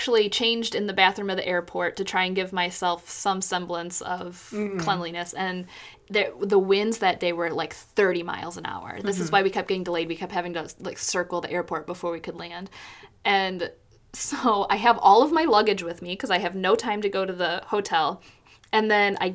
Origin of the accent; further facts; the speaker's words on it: San Antonio, Texas, United States; other people and myself are from San Antonio